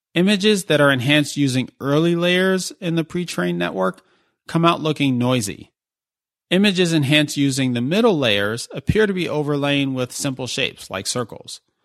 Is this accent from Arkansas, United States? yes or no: no; New York City, New York, United States; New York City, my hometown.